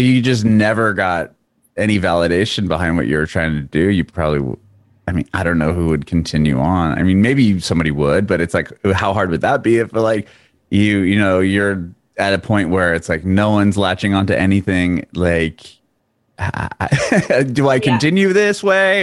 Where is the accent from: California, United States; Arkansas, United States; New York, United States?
California, United States; San Diego; also born or lived in Tennessee; now in Nashville area, United States; I grew up in Penasquitos